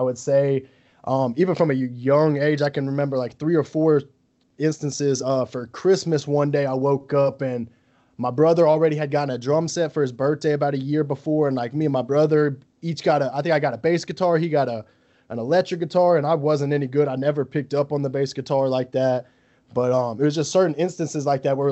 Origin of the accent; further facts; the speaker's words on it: Gulf Shores, Alabama, United States; moved away as an adult; now in Baton Rouge, United States; I'm from Gulf Shores, Alabama, man. I'm from the Gulf Coast.